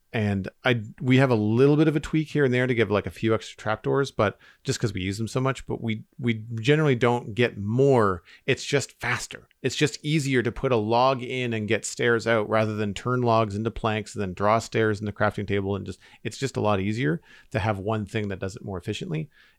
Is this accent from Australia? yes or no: no; Canada; As a Canadian